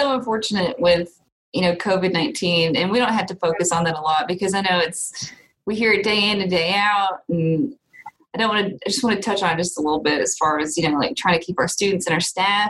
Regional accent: Piedmont, Alabama, United States; I'm not really from Calhoun County. Just some quick background on me. You know, I graduated from Piedmont in 2010

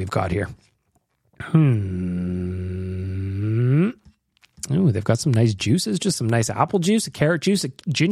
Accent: Canada; also born or lived in Australia; I'm actually in Australia, but I'm from Canada

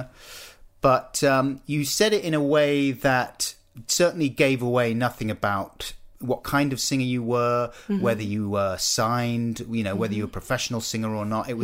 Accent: London, United Kingdom; also born or lived in Stockwell; I grew up down in South London, Clapham

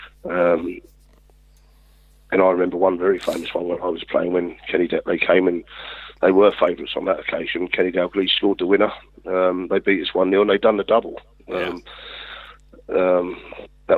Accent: England, United Kingdom; as an Englishman

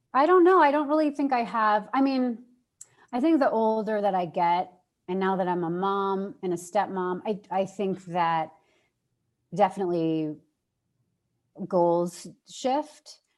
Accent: New York, United States; moved away as an adult; I'm from New York. I love it there

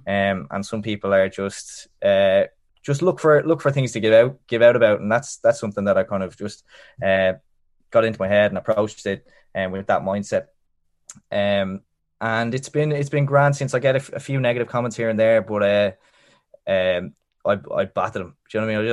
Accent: Dublin, Leinster, Ireland; I'm from I'm from North North Dublin, um, the Navan Road, um, and grew up there

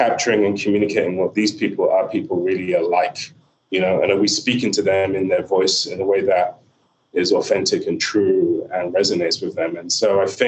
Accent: Nigeria; a Nigerian dad

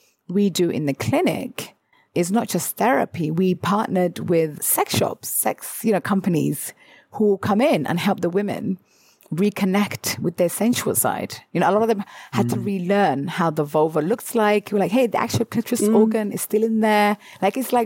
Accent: United Kingdom; as British people

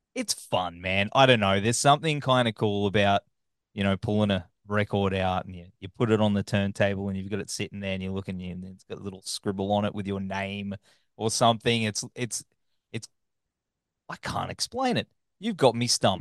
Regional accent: Australia; accent: Australian; my backwards australian accent

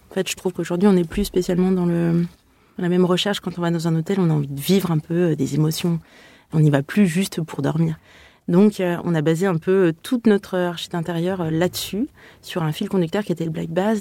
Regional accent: Aix-les-Bains, Auvergne-Rhône-Alpes, France; also born or lived in Lausanne / Lyon; mon agence est basée à Lyon, mais moi, je viens d'Aix-les-Bains à la base

